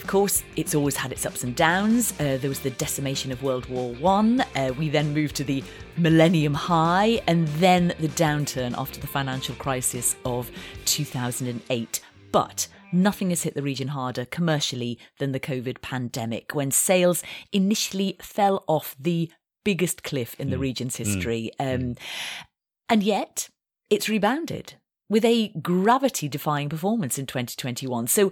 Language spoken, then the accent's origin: English; Yorkshire and the Humber, United Kingdom; I'm from Yorkshire, and if there's one thing we know in Yorkshire, it's how to be thrifty